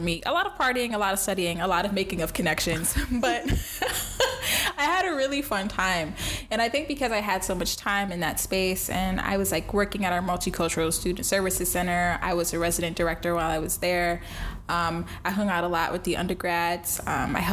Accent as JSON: {"language": "English", "town": "New York City", "region": "New York", "country": "United States", "tie": "born or raised there", "also_born_or_lived": "Vermont / Jamaica (family)", "moved": "as an adult", "said": "Born and raised in the Bronx until I went to undergrad at the University of Vermont"}